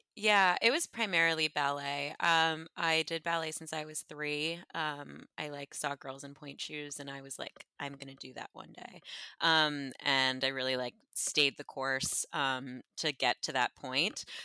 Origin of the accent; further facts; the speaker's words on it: Westchester, New York, United States; moved away; I'm from Westchester originally